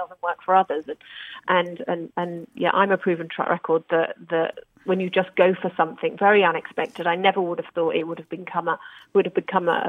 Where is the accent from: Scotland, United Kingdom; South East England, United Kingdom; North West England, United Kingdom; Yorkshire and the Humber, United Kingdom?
North West England, United Kingdom; Bromborough; moved away as an adult; also born or lived in London; now in Dubai, United Arab Emirates; I'm originally from the Wirral. Grew up in Bromborough.